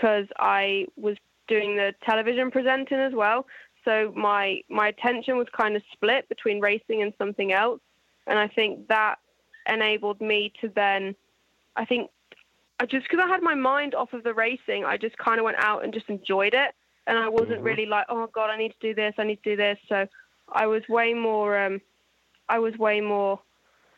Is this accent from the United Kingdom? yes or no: yes; England, United Kingdom; I'm English